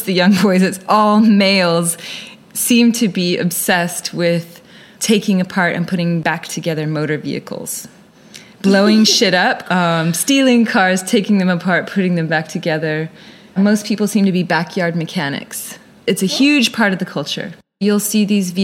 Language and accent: English; Guam; also born or lived in California / Japan / New Orleans; now in Tasmania, Australia; was born in California and raised in Guam, and a bit in Japan as well